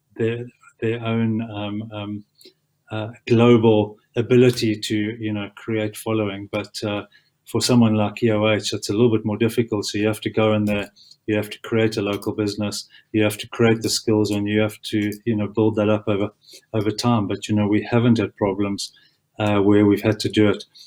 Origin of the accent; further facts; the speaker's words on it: South Africa; as a South African